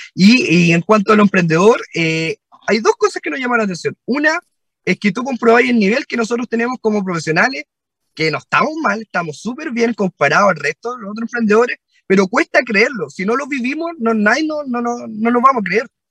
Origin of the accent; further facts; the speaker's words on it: southern Chile, Chile; dos cabros del sur, de un pueblo